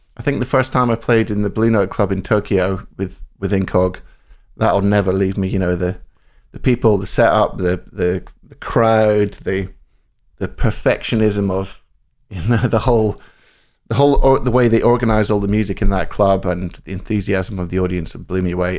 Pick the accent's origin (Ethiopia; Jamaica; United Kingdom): United Kingdom; central Scotland; moved away; I grew up in Scotland, central Scotland.